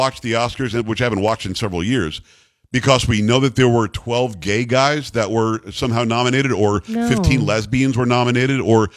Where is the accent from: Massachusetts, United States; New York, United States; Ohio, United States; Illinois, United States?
New York, United States; Long Island; moved away; I'm from Metro New York originally. I'm from Long Island